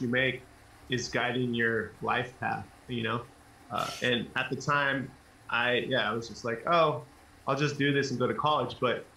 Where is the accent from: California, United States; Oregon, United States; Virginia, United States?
California, United States; Fairfield; also born or lived in Vallejo, California; I grew up in the Bay Area, the North Bay California, and I was born in Vallejo